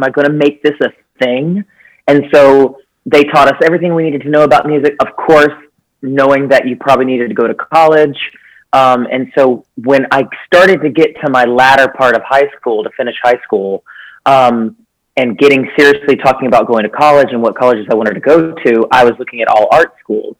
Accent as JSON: {"language": "English", "town": "Charleston", "region": "South Carolina", "country": "United States", "tie": "born or raised there", "said": "I grew up in Charleston, South Carolina."}